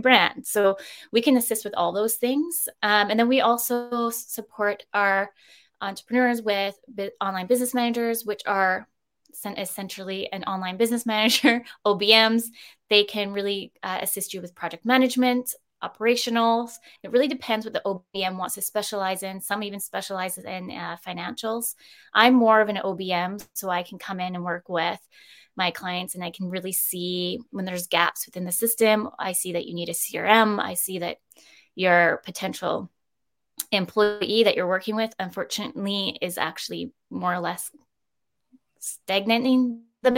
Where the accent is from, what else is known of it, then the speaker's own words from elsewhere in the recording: Campbell River, British Columbia, Canada; now in Victoria, Canada; I'm further originally from Up Island, so Canberra River. And I've only ever wanted to live in Victoria.